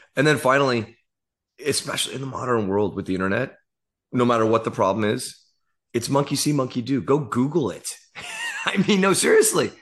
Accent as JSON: {"language": "English", "area": "Silicon Valley", "region": "California", "country": "United States", "tie": "born or raised there", "said": "I grew up in the Silicon Valley"}